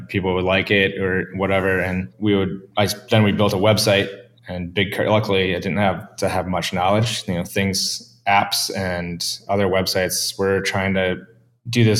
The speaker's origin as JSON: {"language": "English", "town": "Cleveland", "region": "Ohio", "country": "United States", "tie": "born or raised there", "said": "growing up in Cleveland, you learn to love it"}